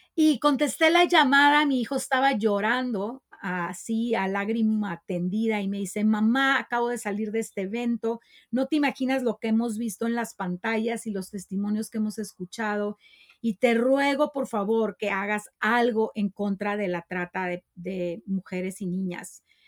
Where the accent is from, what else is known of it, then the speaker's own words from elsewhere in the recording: Tijuana, Baja California, Mexico; En Tijuana tenemos una de las zonas de tolerancia más grandes